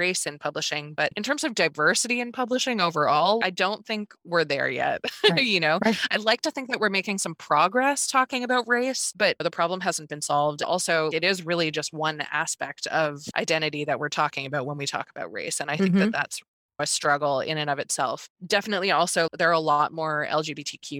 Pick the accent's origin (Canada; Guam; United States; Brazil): Canada; Newfoundland and Labrador; I grew up in Newfoundland